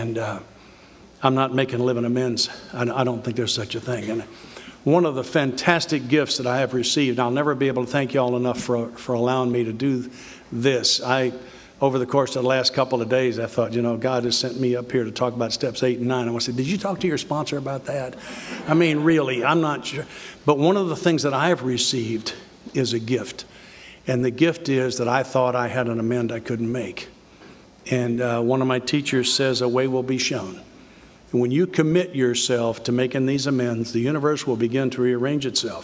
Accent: the South, United States; I'm from the South

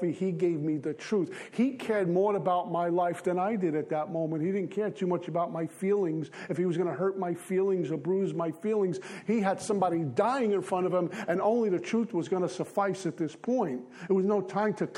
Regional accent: New York City, New York, United States; I grew up in Bensonhurst, Brooklyn

